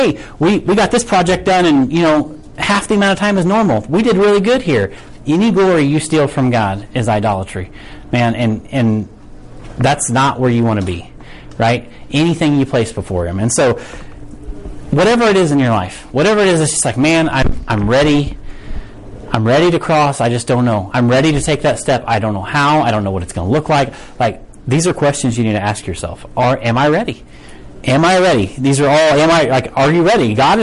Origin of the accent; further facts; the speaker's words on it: United States; American Christians